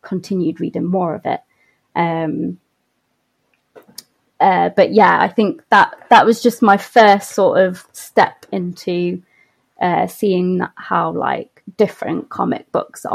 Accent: Nottingham, East Midlands, United Kingdom; I was born and I grew up in Nottingham

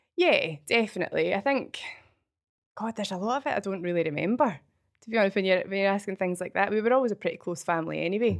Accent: Falkirk, Scotland, United Kingdom; also born or lived in Oakbridge; I'm from Falkirk originally.

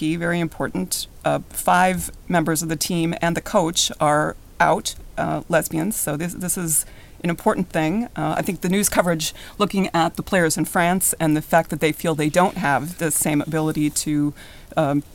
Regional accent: Minnesota, United States; I'm from Minnesota, right there near the Canadian border

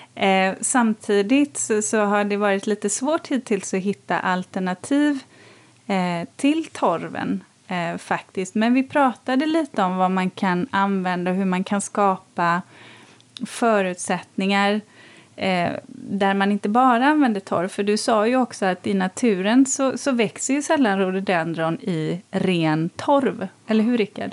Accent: Borås, Västra Götaland, Sweden; där jag växte upp i Borås

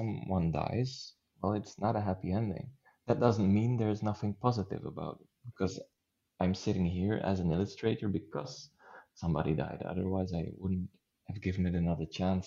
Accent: Flanders, Belgium; first language Dutch; English is a second language; Belgium is very small, and we're also split into halves concerning language. So there's the Dutch half and the French half

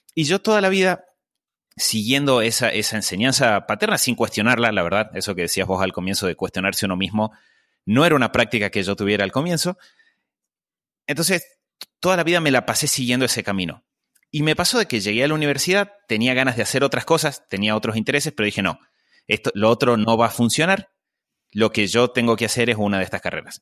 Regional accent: Argentina; Yo eh, crecí eh, en Argentina

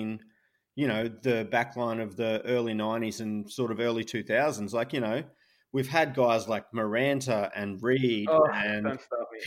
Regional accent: Townsville, Queensland, Australia; I was born in Townsville

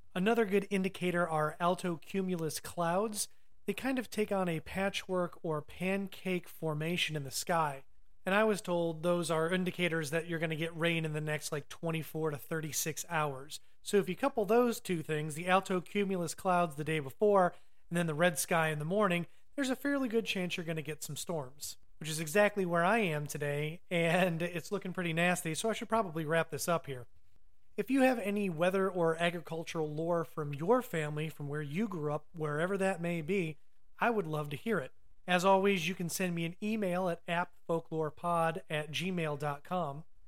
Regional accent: Ohio, United States; growing up in the North, specifically the Midwest, Ohio

